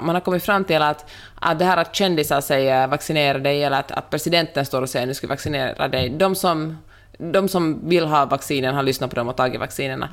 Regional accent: Finland; moved away; also born or lived in Sweden / United States; jag är ju finlandssvensk

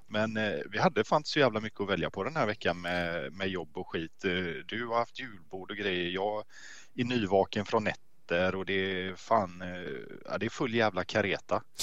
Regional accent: Gothenburg, Västra Götaland, Sweden; Jag är en riktig göteborgare.

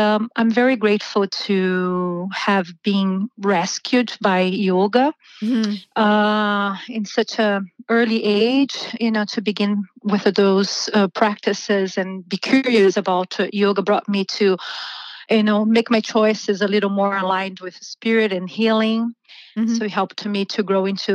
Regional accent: Brazil; moved away as an adult; So I'm originally from Brazil. I've been living here for almost 20 years. I started teaching yoga in Brazil when I was 18.

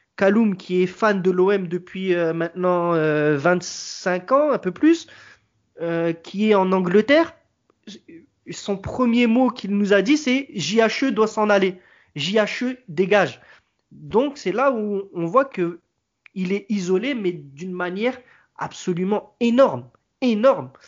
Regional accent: Marseille, Provence-Alpes-Côte d'Azur, France; nous, qui nous sommes Marseillais

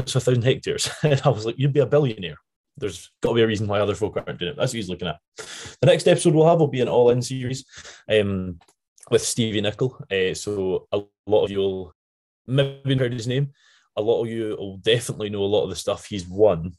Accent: Scotland, United Kingdom; accent: Scottish; my Scottish accent

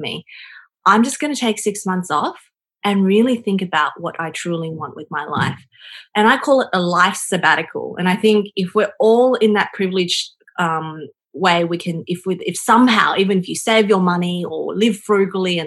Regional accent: China; moved away; growing up in China where I had nothing and now coming into the developed world where I have everything

